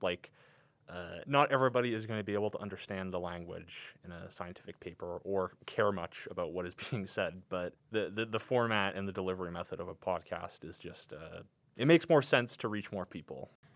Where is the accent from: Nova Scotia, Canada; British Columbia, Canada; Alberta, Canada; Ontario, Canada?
Alberta, Canada; Calgary; I'm from here in Calgary, you know. I've never, never lived anywhere else but here